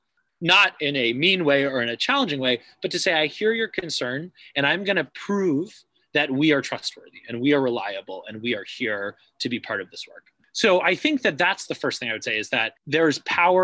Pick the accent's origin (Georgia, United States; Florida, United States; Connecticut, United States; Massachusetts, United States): Massachusetts, United States; Cambridge; now in New Haven, United States; I grew up in Cambridge